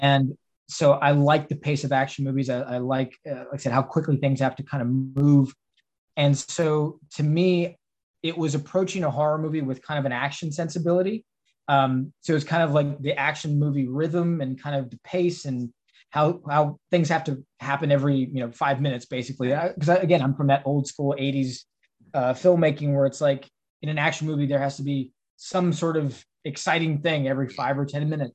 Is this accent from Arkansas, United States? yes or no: no; Texas, United States; now in Pittsburgh, United States; I'm from Texas